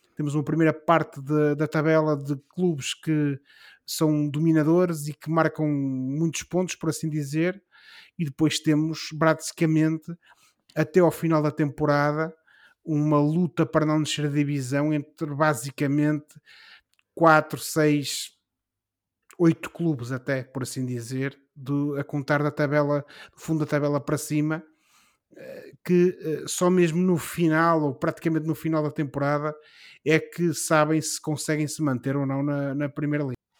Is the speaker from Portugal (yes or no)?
yes; Portugal